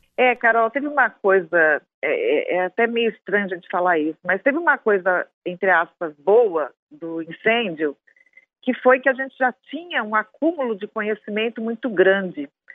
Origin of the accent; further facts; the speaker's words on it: Brazil; como brasileiro, como pesquisadora